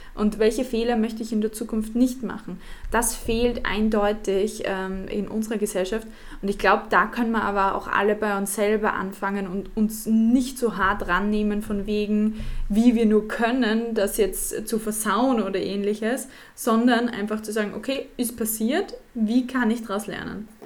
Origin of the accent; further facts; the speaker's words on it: Austria; als Österreicherin